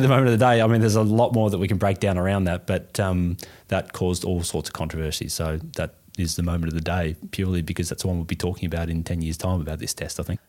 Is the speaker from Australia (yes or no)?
yes; Australia; we are Australian